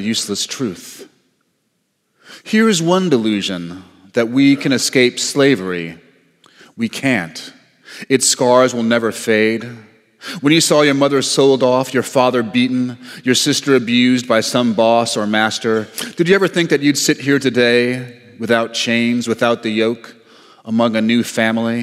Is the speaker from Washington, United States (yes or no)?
no; New York, United States; I'm from New York